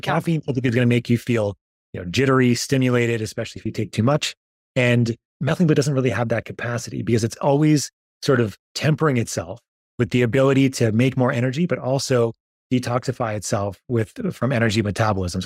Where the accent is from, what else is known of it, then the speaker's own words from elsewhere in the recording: New York, United States; I grew up in New York